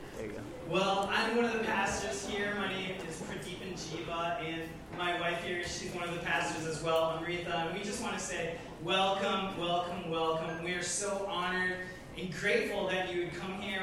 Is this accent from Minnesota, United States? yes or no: yes; Coon Rapids, Minnesota, United States; I was born and raised in Coon Rapids, Minnesota.